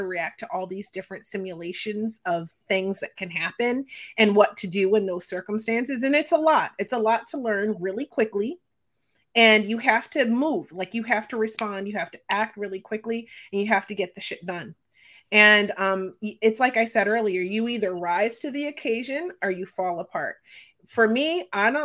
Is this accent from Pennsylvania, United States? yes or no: yes; Philadelphia, Pennsylvania, United States; I'm from Philadelphia, Pennsylvania